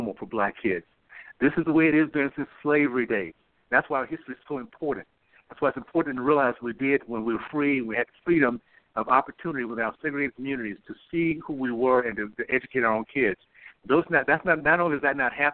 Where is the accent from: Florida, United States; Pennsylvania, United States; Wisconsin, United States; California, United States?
Florida, United States; Tallahassee; I grew up in Tallahassee, Florida. So proud of that little town I grew up